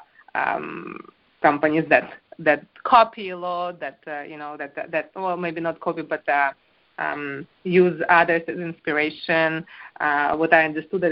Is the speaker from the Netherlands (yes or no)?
no; Ukraine; moved away as an adult; also born or lived in France; I'm actually not French. I am Ukrainian. I was born in Ukraine, and I married into France